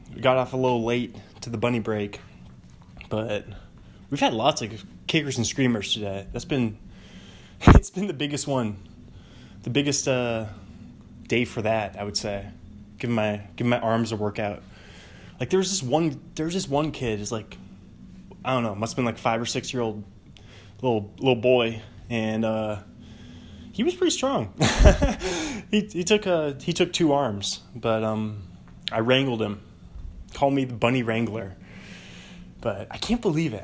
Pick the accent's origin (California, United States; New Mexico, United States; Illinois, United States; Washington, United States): Washington, United States; Bothell; also born or lived in Pullman, Washington; the home I grew up in in Bothell, our home, my, the only home I ever new